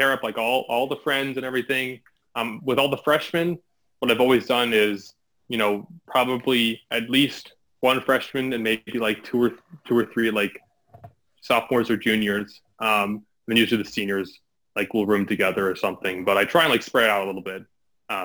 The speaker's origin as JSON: {"language": "English", "region": "New York", "country": "United States", "moved": "as an adult", "lives_now": "Ohio, United States", "said": "I'm from New York."}